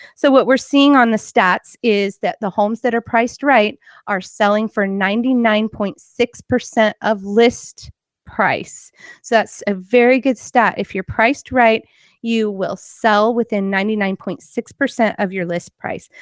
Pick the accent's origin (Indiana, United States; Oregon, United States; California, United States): Oregon, United States; Portland; now in Salem, United States; I grew up in Portland where we had bridge problems